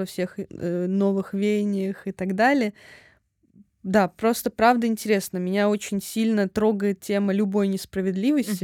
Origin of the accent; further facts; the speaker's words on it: Voronezh, Voronezh Oblast, Russia; now in Moscow, Russia; я тоже из Воронежа.